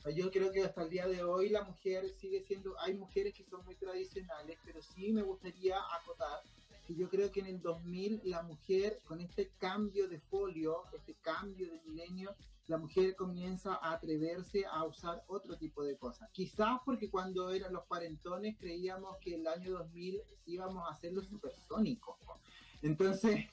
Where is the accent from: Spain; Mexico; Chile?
Chile